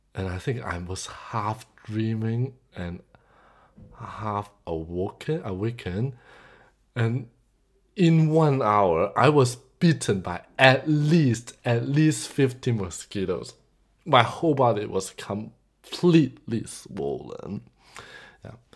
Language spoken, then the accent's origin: English; Hong Kong; moved away; I came from Hong Kong originally.